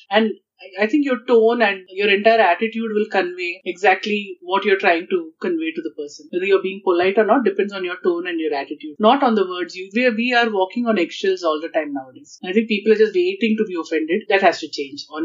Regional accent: Kerala, India; maybe because I'm from Kerala and uh, uh, Ayurveda is in my blood

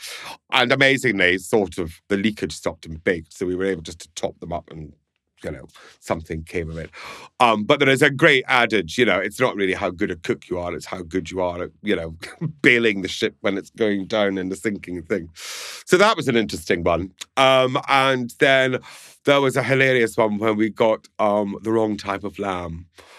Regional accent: Scotland, United Kingdom; I'm Scottish, so I'm just going to say yes.

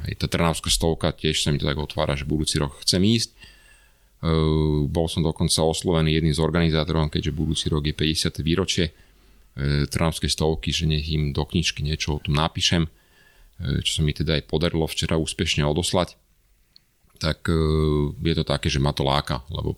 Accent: Bratislava, Bratislava Region, Slovakia; som chlapec z Bratislavy

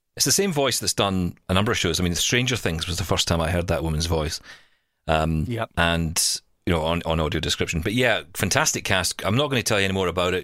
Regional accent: Scotland, United Kingdom; accent: Scottish; now in Canada

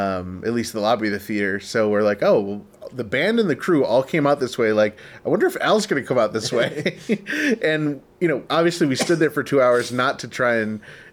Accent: New York, United States; I'm from New York.

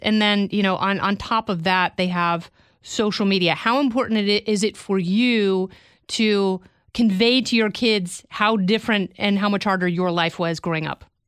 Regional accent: Oregon, United States; I grew up in Oregon around a bunch of hippies

